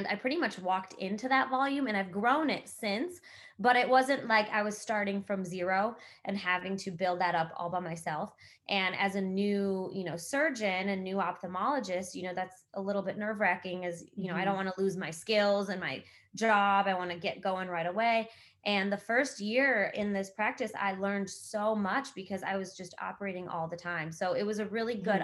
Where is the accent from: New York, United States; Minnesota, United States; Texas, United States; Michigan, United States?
Michigan, United States; moved away as an adult; also born or lived in Canada / Cincinnati, Ohio / Cleveland, Ohio; now in Louisville, United States; I was born in Canada, and I grew up in Michigan.